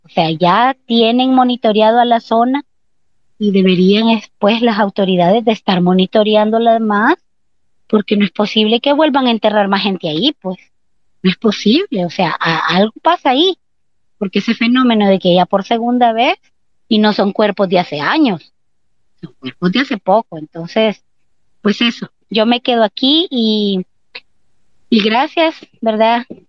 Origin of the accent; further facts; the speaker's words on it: El Salvador; a nosotros como salvadoreños y salvadoreñas